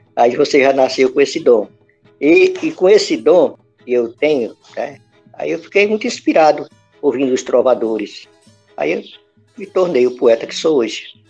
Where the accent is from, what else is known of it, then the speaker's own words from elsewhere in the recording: Santa Maria do Pará, Pará, Brazil; also born or lived in Vigia de Nazaré; cidadezinha onde eu nasci